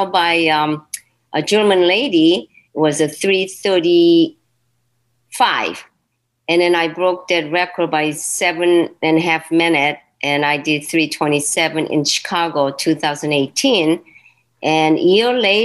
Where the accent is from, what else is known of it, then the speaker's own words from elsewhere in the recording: Seoul, South Korea; also born or lived in Naples; now in Cleveland, United States; I was born in Seoul, Korea